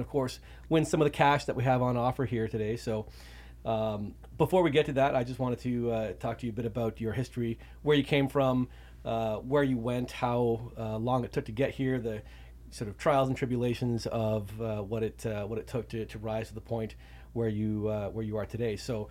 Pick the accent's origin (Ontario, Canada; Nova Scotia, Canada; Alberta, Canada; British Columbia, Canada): Ontario, Canada; As some of you listeners will know, I'm also from Canada. Dylan and I are from the same part near Toronto